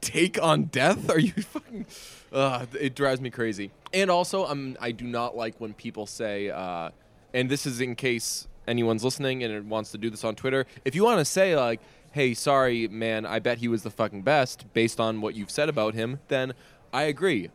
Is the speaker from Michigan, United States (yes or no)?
no; Boston, Massachusetts, United States; I'm half Irish and I'm also from Boston